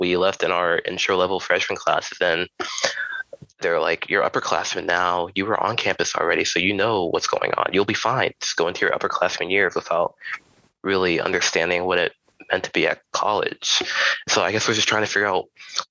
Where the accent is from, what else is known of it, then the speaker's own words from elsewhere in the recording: Charlotte, North Carolina, United States; also born or lived in Raleigh, North Carolina; I was born and raised in Charlotte, North Carolina